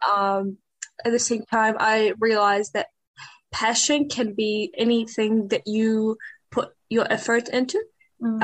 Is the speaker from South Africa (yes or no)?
no; Iraq; also born or lived in Syria / Auckland, New Zealand; now in Dunedin, New Zealand; I'm from Iraq and a refugee from Syria.